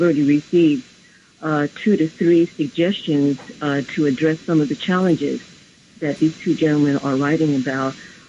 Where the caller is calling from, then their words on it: New York City, New York, United States; I'm calling from Brooklyn.